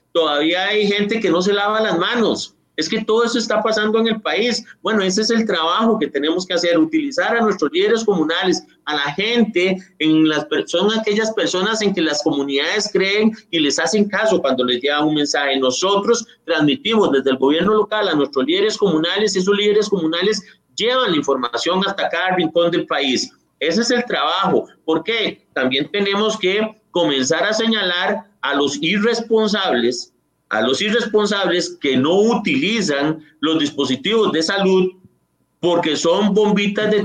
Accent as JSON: {"language": "Spanish", "country": "Costa Rica", "said": "somos los costarricenses"}